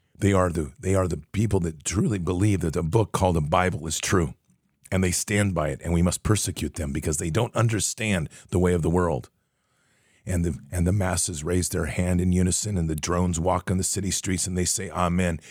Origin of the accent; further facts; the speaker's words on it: United States; we're American